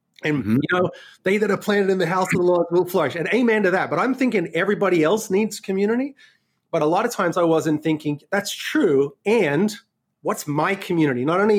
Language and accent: English; Sydney, New South Wales, Australia; now in New York City, United States; my accent is a little messed up because I was born and raised in Australia and then spent the last 12 years in New York City. So, you know, lived in Sydney.